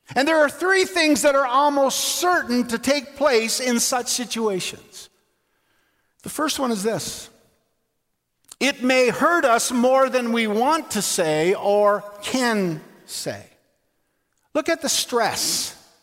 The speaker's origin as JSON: {"language": "English", "town": "Labrador City", "region": "Newfoundland and Labrador", "country": "Canada", "tie": "born or raised there", "said": "Margot Kidder lived in my hometown in Labrador City"}